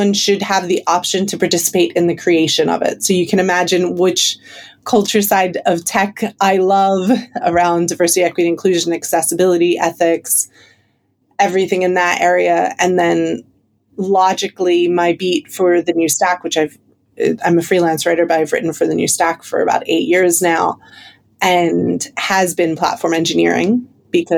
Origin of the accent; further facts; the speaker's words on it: United States; now in London, United Kingdom; I'm clearly American, but based in London currently